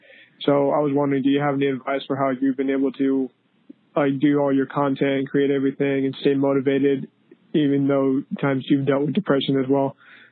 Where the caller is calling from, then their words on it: Modesto, California, United States; I'm calling from Modesto, California